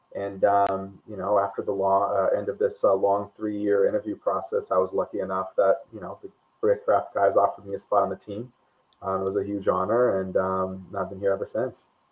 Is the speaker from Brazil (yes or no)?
yes; Brazil; moved away as an adult; also born or lived in United States; I, I grew up in Brazil. Um, I moved to the U.S. for college.